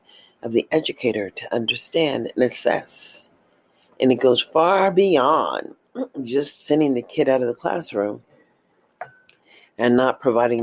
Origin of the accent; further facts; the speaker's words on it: United States; As an American citizen